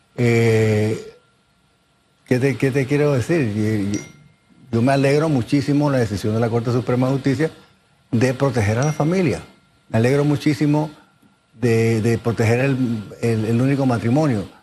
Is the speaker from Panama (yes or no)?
yes; Panama; Yo soy panameño, yo soy orgullosamente panameño